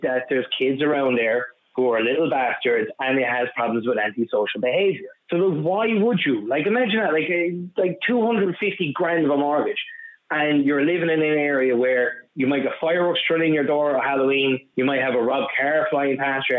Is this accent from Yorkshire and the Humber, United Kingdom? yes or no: no; Cardiff, Wales, United Kingdom; now in Dublin, Ireland; Like, I'm originally from Cardiff myself, and I've kept in touch with people up there. And since we left over the last 20 years, it's gotten worse and worse and worse.